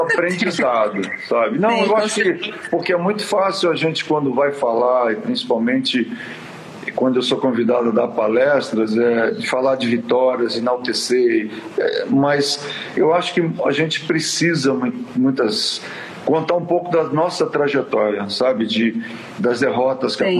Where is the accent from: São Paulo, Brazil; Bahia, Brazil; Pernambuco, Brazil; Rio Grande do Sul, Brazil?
São Paulo, Brazil; also born or lived in Quintana, São Paulo, Brazil; na realidade eu nasci em Quintana e vim para São Paulo